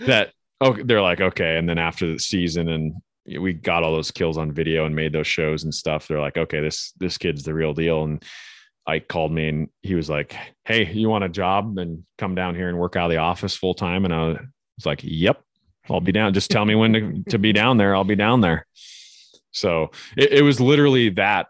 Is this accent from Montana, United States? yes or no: yes; Northwest Montana, United States; growing up in Northwest Montana